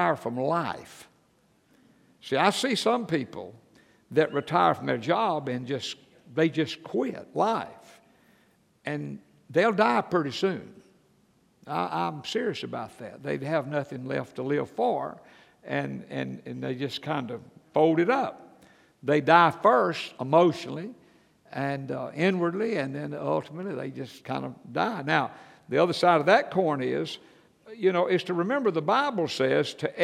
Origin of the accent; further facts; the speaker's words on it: Atlanta, Georgia, United States; I grew up in church in Atlanta, Georgia